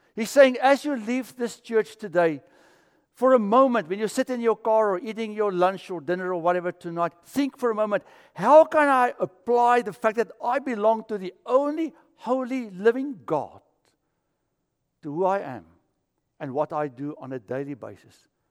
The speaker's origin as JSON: {"language": "English", "country": "South Africa", "moved": "yes", "said": "I'm from South Africa"}